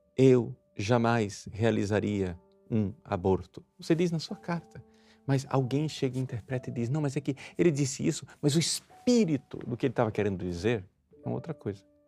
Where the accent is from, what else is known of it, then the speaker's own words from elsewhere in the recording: Brazil; nós, brasileiros